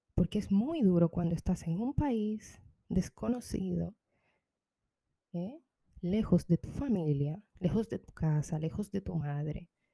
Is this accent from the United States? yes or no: no; Dominican Republic; moved away; yo soy de República Dominicana, orgullosamente.